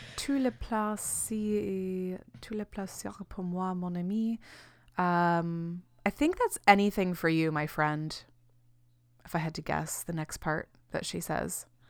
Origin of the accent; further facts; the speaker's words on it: Florida, United States; also born or lived in Chicago; now in New Zealand; the exposure to Spanish growing up in Florida